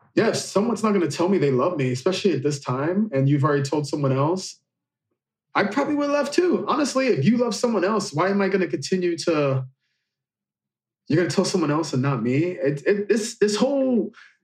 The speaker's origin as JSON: {"language": "English", "town": "Marion", "region": "Illinois", "country": "United States", "tie": "born or raised there", "said": "In my hometown area, I'm from Marion, Illinois, and next door is Carbondale, Illinois."}